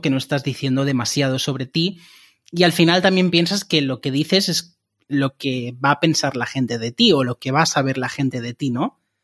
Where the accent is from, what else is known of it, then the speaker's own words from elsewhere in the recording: Barcelona, Catalonia, Spain; moved away as an adult; now in Cologne, Germany; soy de Barcelona y desde hace tres meses estoy viviendo en Colonia, en Alemania